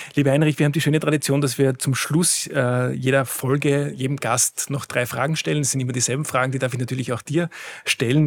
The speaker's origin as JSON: {"language": "German", "town": "Schladming", "region": "Styria", "country": "Austria", "tie": "born or raised there", "moved": "yes", "lives_now": "Vienna, Austria", "said": "ich selbst äh, komme aus einem sehr ländlichen Gebiet, ich komme aus Schladming, da war die Hauptschule, die es in dem Ort gab, quasi die Gesamtschule"}